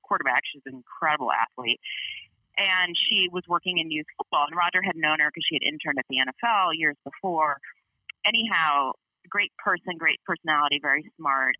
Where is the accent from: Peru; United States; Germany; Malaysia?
United States; Chicago, Illinois; I grew up in Chicago